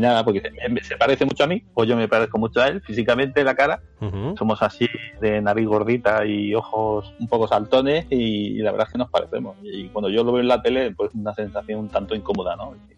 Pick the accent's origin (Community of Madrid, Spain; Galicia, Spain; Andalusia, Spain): Andalusia, Spain; Granada; yo, en realidad soy un granadino malafollado ¿sabes? Como decimos por aquí